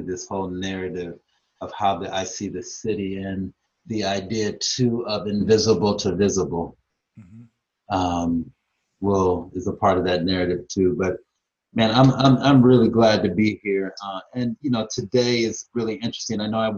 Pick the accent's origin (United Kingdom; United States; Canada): United States; Louisiana; now in Tacoma, United States; And I grew up in Louisiana and migrated to Tacoma, Washington.